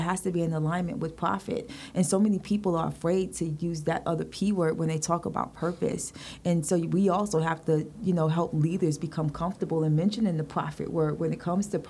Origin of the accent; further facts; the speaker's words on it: New York City, New York, United States; growing up in Brooklyn